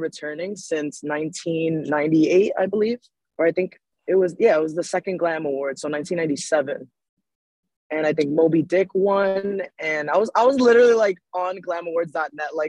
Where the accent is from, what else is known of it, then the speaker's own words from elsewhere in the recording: Bergen County, New Jersey, United States; also born or lived in Manhattan, New York; I grew up in Jersey